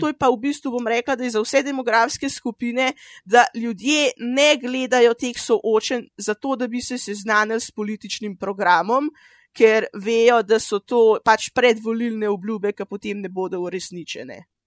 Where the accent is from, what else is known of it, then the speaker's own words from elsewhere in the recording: Tržič, Upper Carniola, Slovenia; sem iz Tržiča